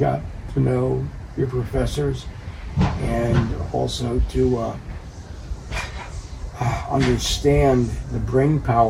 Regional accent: Silver Spring, Maryland, United States; also born or lived in Washington, D.C.; now in California, United States; Into Maryland, into an area that's known as Silver Spring.

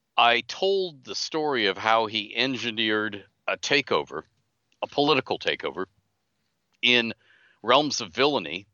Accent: Canada; I'm Canadian.

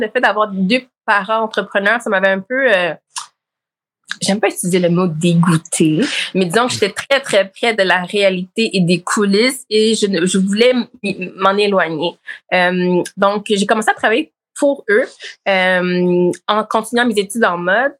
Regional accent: Montreal, Quebec, Canada; also born or lived in Laval, Quebec / Blainville, Quebec; je suis née à Montréal-Nord

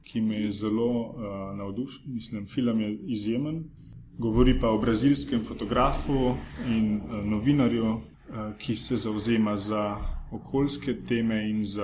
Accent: Kamnik, Central Slovenia, Slovenia; Prihajam iz Kamnika.

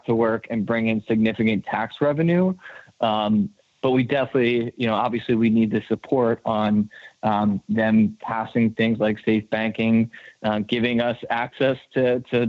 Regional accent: New York, United States; my home state of New York

